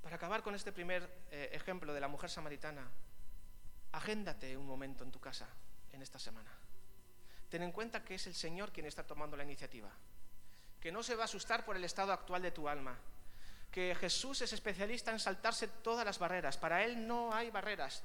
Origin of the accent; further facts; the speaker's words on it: Vitoria-Gasteiz, Basque Country, Spain; now in Biscay, Spain; Yo me siento también un poco extranjero aquí en Vizcaya. Yo soy del sur, soy de Vitoria